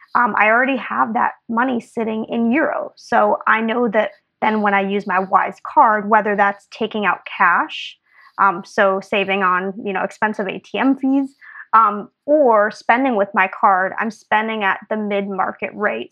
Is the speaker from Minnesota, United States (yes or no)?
yes; Minnesota, United States; moved away as an adult; also born or lived in Belgium; I'm from Minnesota originally, so almost Canada